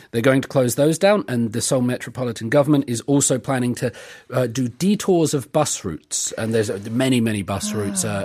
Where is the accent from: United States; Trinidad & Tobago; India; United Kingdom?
United Kingdom; now in South Korea; we're British.